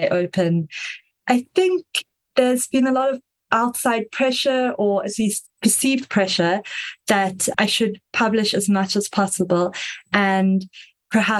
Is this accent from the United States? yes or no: no; South Africa; I am South African, if you can hear the slightly strange accent